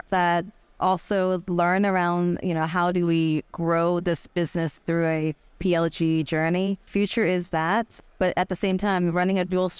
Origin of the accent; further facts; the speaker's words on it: Guangzhou, Guangdong, China; English is a second language; also born or lived in United States; I have some fire in my belly as an immigrant, you know, growing up in the U.S. I'm China from Guangzhou.